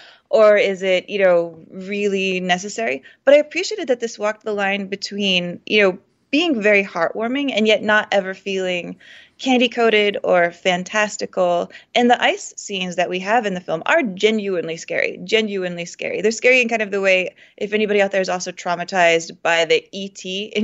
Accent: Texas, United States; moved away; I mean, I'm from Texas, of course, and I grew up not very far from where this takes place.

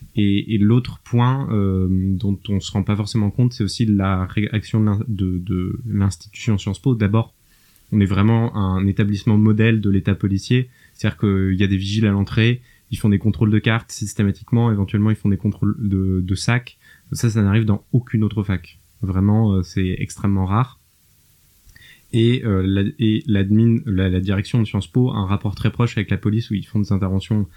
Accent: France; also born or lived in Germany; en tant que Français

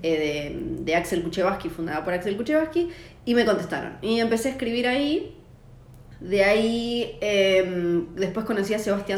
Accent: Tierra del Fuego, Argentina; moved away as an adult; also born or lived in Ushuaia; soy fueguina

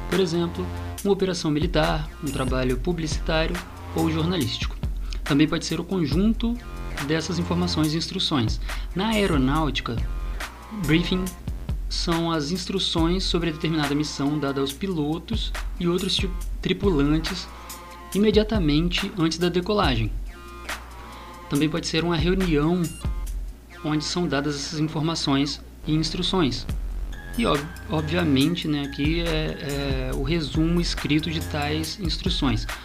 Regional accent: Vitória, Espírito Santo, Brazil; Sou capixaba da Gema, nascida em Vitória, Espírito Santo, em 1994.

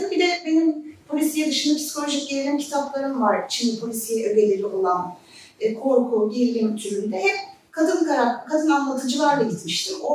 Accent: Zonguldak, Turkey; bir Zonguldak'ta, ben Zonguldaklıyım, memleketim orası. Ee, çocukluğum Lojman Mahallesi'nde geçti.

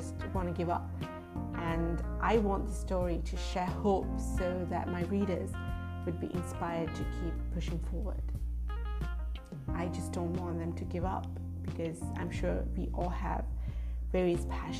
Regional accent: Sri Lanka; moved away as an adult; also born or lived in United States / Japan; I grew up in Sri Lanka, lived in the United States and Japan for 6 years before coming back home

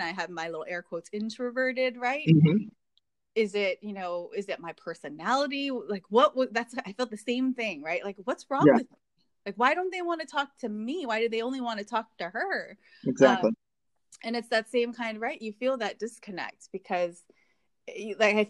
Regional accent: Hawaii, United States; moved away as an adult; now in Indiana, United States; growing up in Hawaii and looking like everyone there

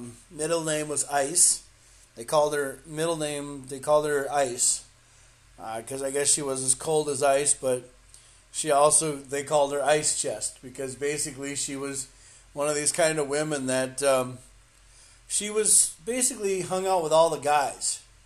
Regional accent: North Dakota, United States; born there; also born or lived in Minnesota / Georgia; But yes, I was born in North Dakota, and I was born on one of the coldest nights in North Dakota, and it was really, really, really, really bad. And I've been living in, you know, back and forth from Minnesota to the south.

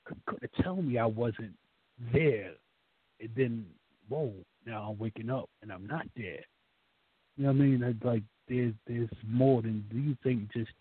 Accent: New York, United States; I'm from New York

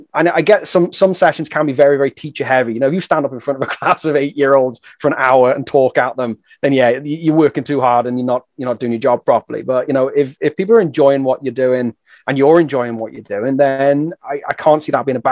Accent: England, United Kingdom; moved away as an adult; now in Wales, United Kingdom; I grew up in England, but I'm living and working in Wales

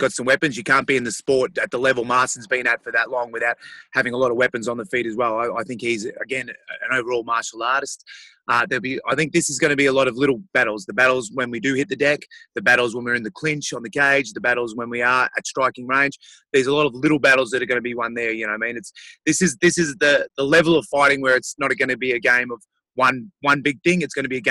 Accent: Australia; my home country

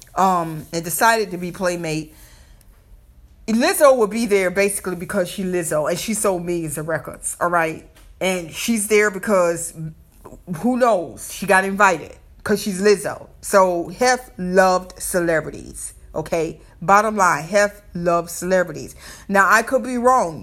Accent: the South, United States; accent: Southern; I may have my Southern accent

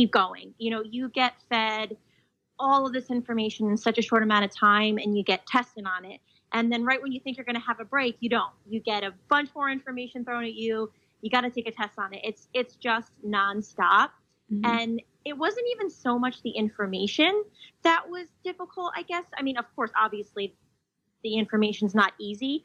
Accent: New Jersey, United States; I'm from New Jersey

